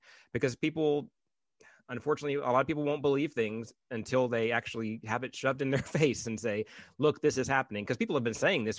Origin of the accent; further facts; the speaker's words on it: Tennessee, United States; I'm 40 mumble years old. and I grew up in Tennessee